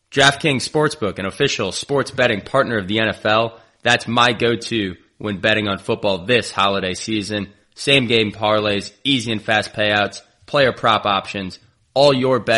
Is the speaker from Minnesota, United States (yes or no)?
yes; Sleepy Eye, Minnesota, United States; Shout out to my hometown of Sleepy Eye, Minnesota.